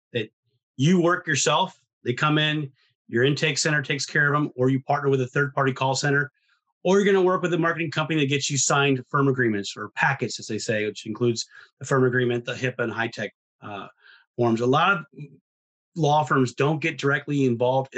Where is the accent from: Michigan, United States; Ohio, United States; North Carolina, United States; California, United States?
Ohio, United States; I'm from Ohio